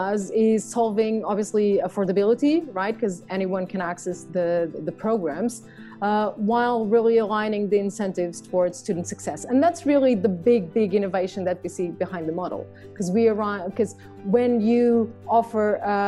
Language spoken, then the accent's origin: English; Lisbon, Portugal; moved away as an adult; also born or lived in London / Madrid; I'm Portuguese, born and raised in Lisbon.